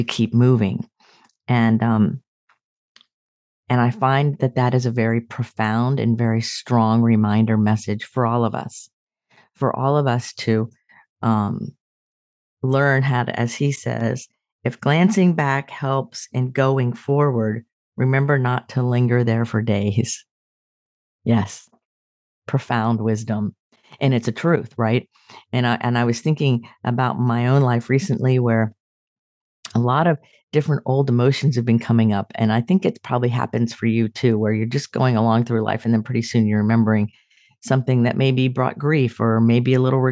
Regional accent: Sarasota, Florida, United States; moved away; when I go home to my hometown, Sarasota, I drive by my childhood home

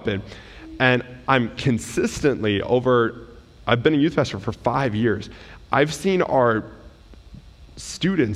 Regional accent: United States; we as an American culture

